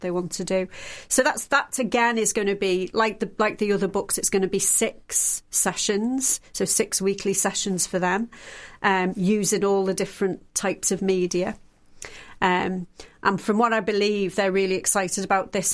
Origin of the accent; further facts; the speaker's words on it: the Wirral, North West England, United Kingdom; moved away; I'm from the Wirral originally.